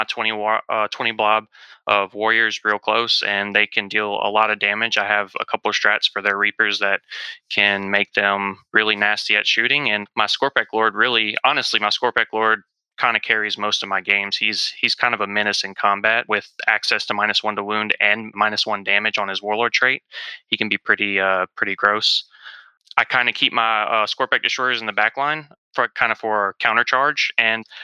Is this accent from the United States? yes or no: yes; South Mississippi, United States; I'm from South Mississippi